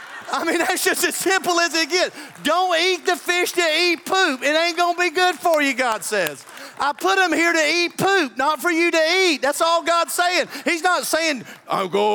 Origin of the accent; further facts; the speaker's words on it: the South, United States; I'm a Southerner.